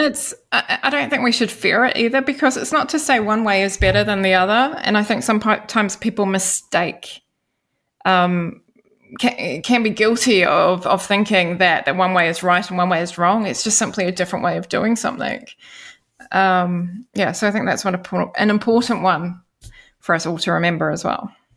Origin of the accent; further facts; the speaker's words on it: Wellington, New Zealand; accent: New Zealand; moved away as an adult; now in Denmark; in Wellington in my hometown